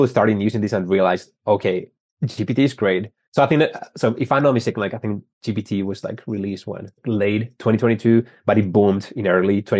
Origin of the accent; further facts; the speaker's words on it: Spain; moved away as an adult; also born or lived in San Francisco; now in Boston, United States; I started telecommunications engineering back in Spain. I'm from Spain